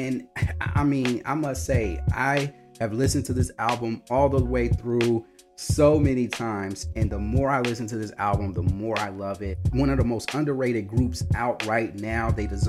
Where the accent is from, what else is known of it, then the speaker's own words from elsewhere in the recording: Chicago, Illinois, United States; They came to my hometown of Chicago